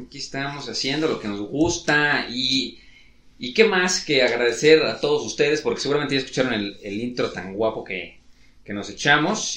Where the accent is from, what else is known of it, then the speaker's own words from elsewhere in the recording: Mexico; somos mexicanos